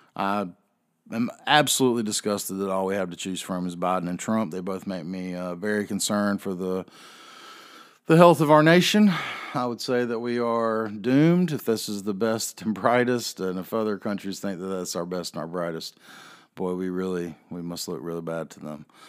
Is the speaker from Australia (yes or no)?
no; the South, United States; also born or lived in North Carolina; I am a Southerner